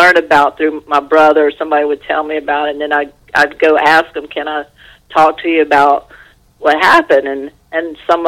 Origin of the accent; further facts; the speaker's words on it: Louisiana, United States; moved away as an adult; also born or lived in Los Angeles, United States; I was away from Louisiana and, you know, a few times over the years when I was living in L.A.